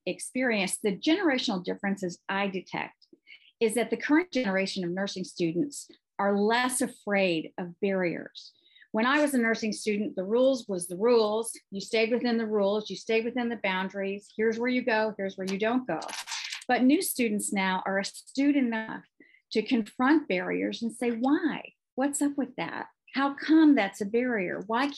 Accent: Texas, United States; I come from Texas

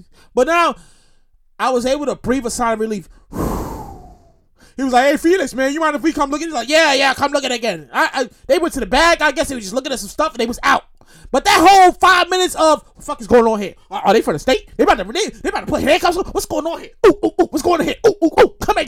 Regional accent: New York City, New York, United States; also born or lived in Queens, New York; I'm born and raised in Brooklyn. Born and raised Brooklyn, New York. All my life. I currently live in Queens

